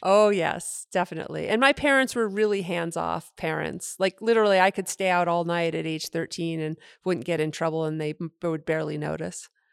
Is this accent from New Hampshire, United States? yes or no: yes; Henniker, New Hampshire, United States; moved away; I grew up in New Hampshire in a small town named Henniker, New Hampshire